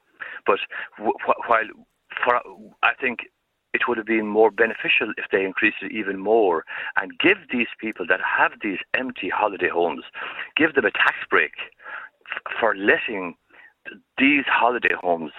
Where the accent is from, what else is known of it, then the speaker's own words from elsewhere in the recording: West Kerry, Munster, Ireland; I'm not from Tralee. I'm from West Kerry, the Gaeltacht, 8 miles west.